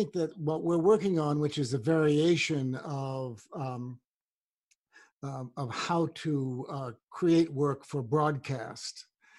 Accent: Washington, District of Columbia, United States; I grew up in another segregated town called Washington, D.C.

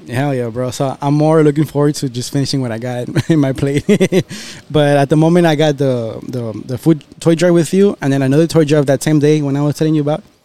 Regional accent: Texas, United States; also born or lived in Monterrey, Mexico; born and raised here

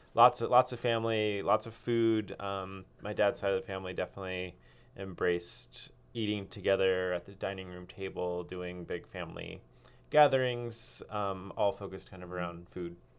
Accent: Cupertino, California, United States; now in Ashland, United States; I grew up in Cupertino, Silicon Valley.

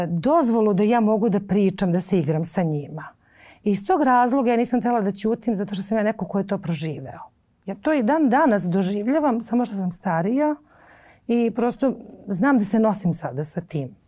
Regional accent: Belgrade, Serbia; also born or lived in Lebanon / Cyprus; ja sam e, došla sa nepunih sedam godina u Beograd. Mi smo živjeli na relaciji Liban, Kipar, Beograd. Uh, I za sedam godina sam došla ovde da upišem školu. Majka odlučila da me ovde školuje, da ovde živimo.

